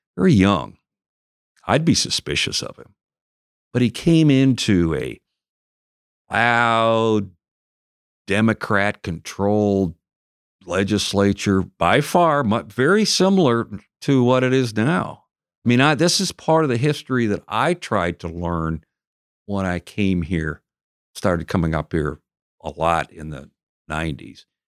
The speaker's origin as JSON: {"language": "English", "area": "area outside the Twin Cities", "region": "Minnesota", "country": "United States", "tie": "born or raised there", "moved": "yes", "said": "I grew up until about the age I went to college in an uh, area outside of uh, the Twin Cities"}